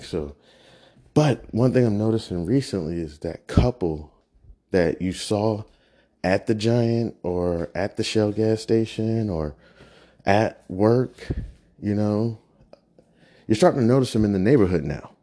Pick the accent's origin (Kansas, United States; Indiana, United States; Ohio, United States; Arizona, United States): Kansas, United States; now in Prince George's County, United States; I'm not a real native. I'm originally from Kansas.